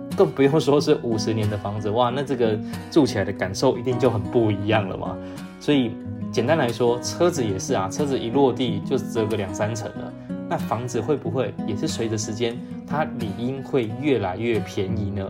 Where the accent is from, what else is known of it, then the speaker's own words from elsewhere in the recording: Taiwan; 我们台湾人